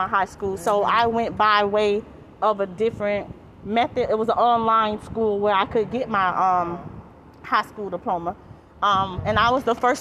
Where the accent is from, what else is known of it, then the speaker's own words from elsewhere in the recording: St. Petersburg, Florida, United States; I'm born and raised in St. Pete.